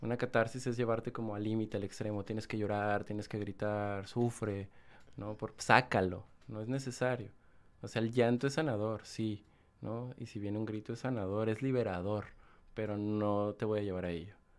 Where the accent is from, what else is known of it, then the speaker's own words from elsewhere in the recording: Guanajuato, Mexico; moved away as an adult; also born or lived in Salamanca, Guanajuato / León, Guanajuato; soy del estado de Guanajuato. Guanajuato. Viví en León mucho tiempo, nací en Salamanca, Guanajuato, pero ya llevo fuera de, León como siete años